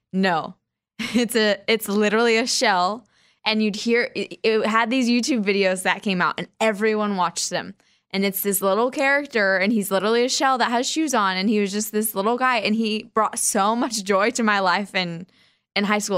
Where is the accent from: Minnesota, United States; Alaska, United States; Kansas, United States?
Kansas, United States; Wichita; my hometown, Wichita, Kansas